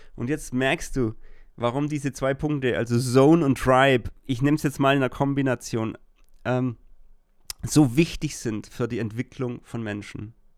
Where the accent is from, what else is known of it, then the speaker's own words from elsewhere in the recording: Germany; ich als Deutscher